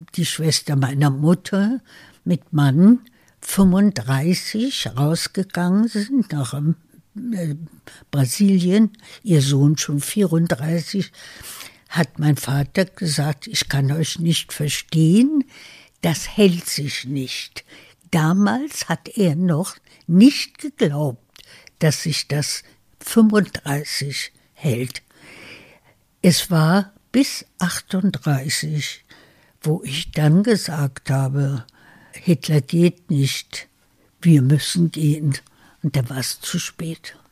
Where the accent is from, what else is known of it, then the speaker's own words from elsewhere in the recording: Berlin, Germany; moved away as an adult; also born or lived in United States; Es ist mein Berlin, das ich immer geliebt habe. Es ist meine Heimat. Äh, ich bin hier geboren, wir sind Deutsche